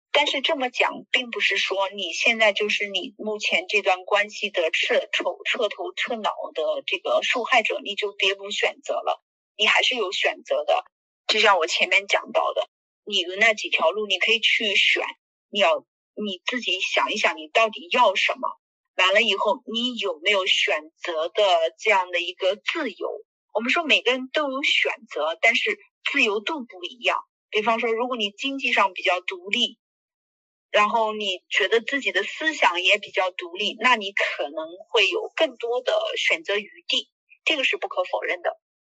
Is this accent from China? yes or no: yes; China; 我们中国人